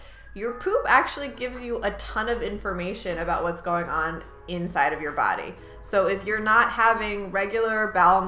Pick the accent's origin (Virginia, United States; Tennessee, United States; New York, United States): New York, United States; accent: New York; I'm a New Yorker